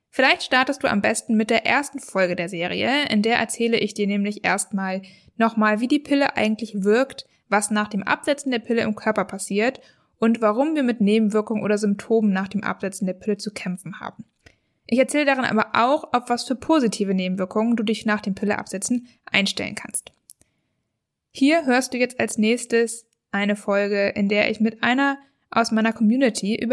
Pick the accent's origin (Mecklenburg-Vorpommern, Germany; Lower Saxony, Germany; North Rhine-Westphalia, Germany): North Rhine-Westphalia, Germany; Cologne; ich komme aus Köln, bin 22 Jahre alt